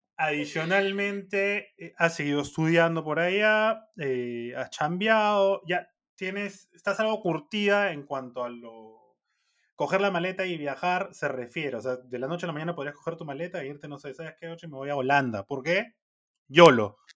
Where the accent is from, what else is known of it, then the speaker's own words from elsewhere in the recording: Peru; como peruanos